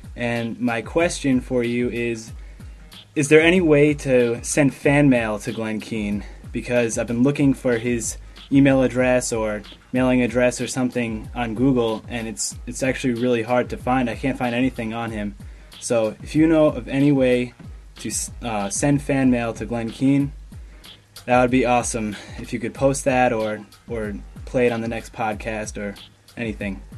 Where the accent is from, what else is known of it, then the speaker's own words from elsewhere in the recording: Japan; now in New York, United States; I was born in Japan, and I grew up immersing myself in manga and anime